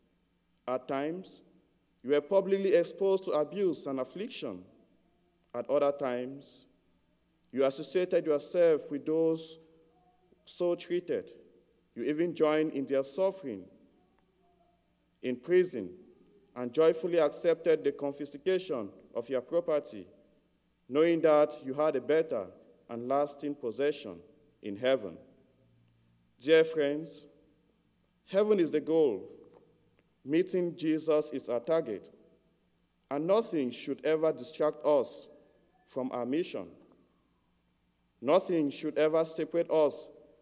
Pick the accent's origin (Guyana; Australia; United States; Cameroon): Cameroon; I grew up in Cameroon, in a rural area of Cameroon.